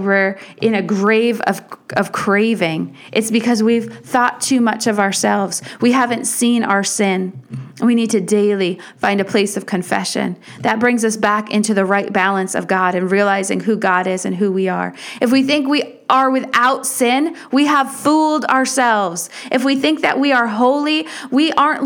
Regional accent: United States; for us as American Christians

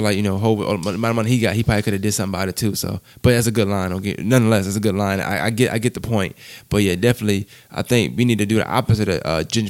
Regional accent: New York, United States; I'm from New York, so I'm a big

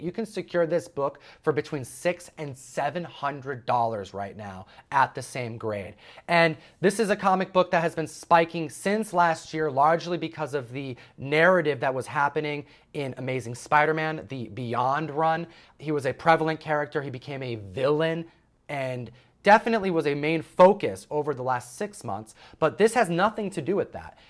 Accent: New York, United States; I'm from New York

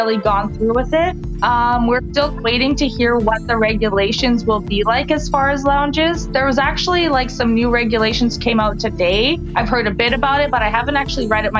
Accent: Edmonton, Alberta, Canada; moved away as an adult; now in Toronto, Canada; I do live in Toronto. I am originally from Edmonton

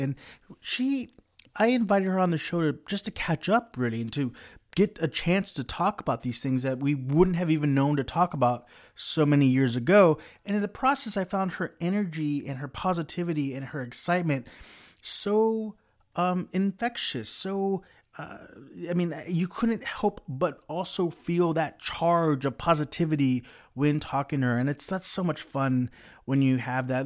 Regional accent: South Texas, United States; I grew up in South Texas

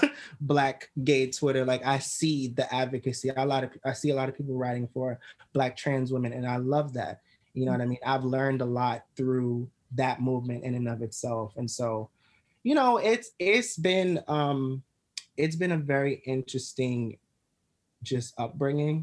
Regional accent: New York City, New York, United States; I grew up in Crown Heights, Brooklyn

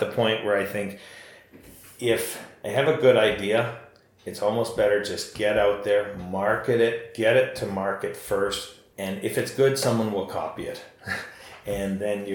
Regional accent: Ontario, Canada; I'm from Ontario

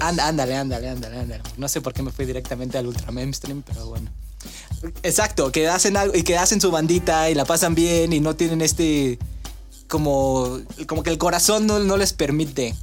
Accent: Mexico; nosotros como mexicanos

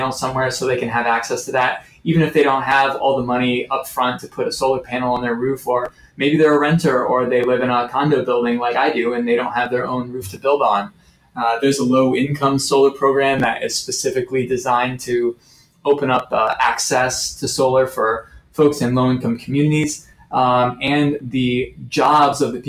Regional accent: Michigan, United States; moved away as an adult; now in Chicago, United States; I was born and raised in Michigan and lived there for 20 something years and then came to Chicago for grad school and work and love it here.

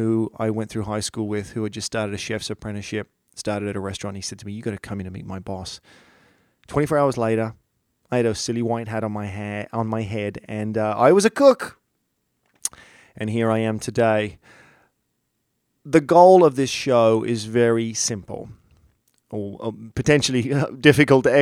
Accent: Australia; moved away; I grew up in Australia

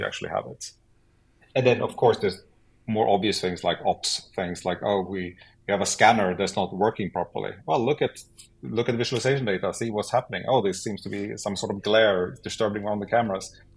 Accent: Sweden; I'm from Sweden.

